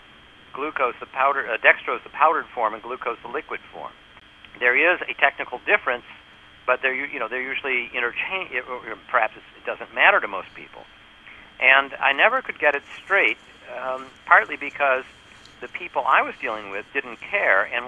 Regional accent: New York, United States; I'm from New York

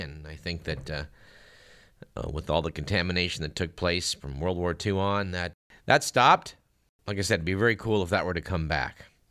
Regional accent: Fremont, California, United States; Fremont, my hometown.

